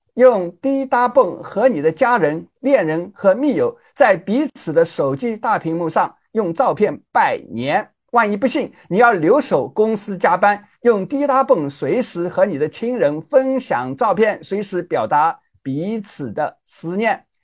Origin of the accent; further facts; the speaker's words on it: China; also born or lived in United States; now in Hong Kong; 我们中国人最重要的长假春节马上就要到啦